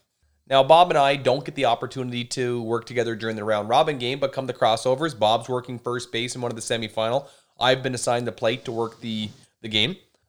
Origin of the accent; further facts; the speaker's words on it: New Brunswick, Canada; moved away as an adult; now in Saskatchewan, Canada; Now, most people know I am from the Maritimes originally, moved out to Saskatchewan in 2012, originally from Emerson, New Brunswick.